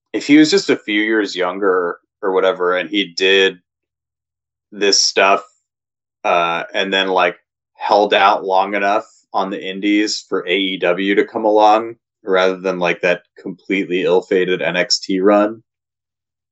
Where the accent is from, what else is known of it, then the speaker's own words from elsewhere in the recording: Ohio, United States; I'm from Ohio